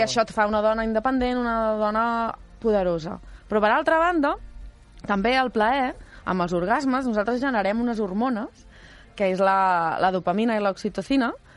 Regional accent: Esparreguera, Catalonia, Spain; l'avi era, el, era el projeccionista del cine del meu poble. Uh -huh. I llavors jo em passava tots els caps de setmana al cine d'Esparreguera

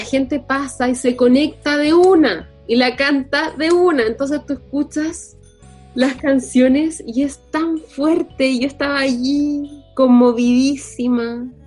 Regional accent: Chile; nosotros como chilenos

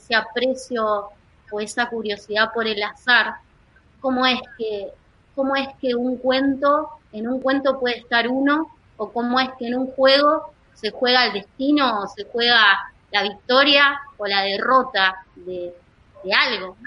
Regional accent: La Plata, Buenos Aires Province, Argentina; Yo vengo, nací en La Plata y vengo de una familia con tradición italiana muy fuerte

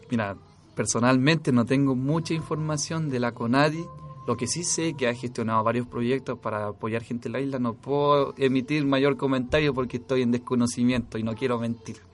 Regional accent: Easter Island, Valparaíso, Chile

